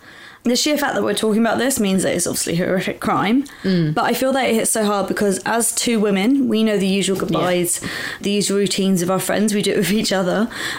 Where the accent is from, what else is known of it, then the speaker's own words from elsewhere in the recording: London, United Kingdom; it was so close to where I grew up in Southeast London.